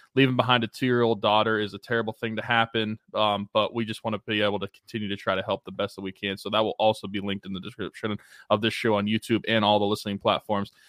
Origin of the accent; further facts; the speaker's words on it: Beaver, Pennsylvania, United States; the family is from Beaver, Pennsylvania, my hometown